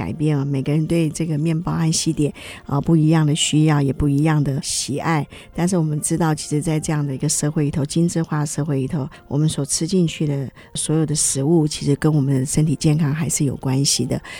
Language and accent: Chinese; China; 这个老面就是会不会就像我们中国人常常在制作一些酱料的时候的方法是一样？